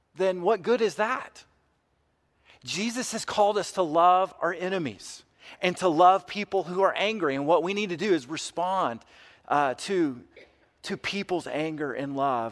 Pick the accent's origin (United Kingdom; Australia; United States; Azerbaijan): United States; white American Christians